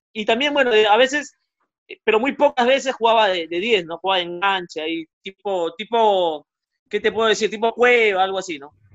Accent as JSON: {"language": "Spanish", "country": "Peru", "tie": "born or raised there", "said": "Yo jugué en, el centro Iqueño de pequeño, luego en Alianza, en Muni, eh, y de ahí, eh, bueno, ya no, no, no, no, no pude no pude seguir escalando, digamos, me quedé en juveniles nomás de, de Deportivo Municipal"}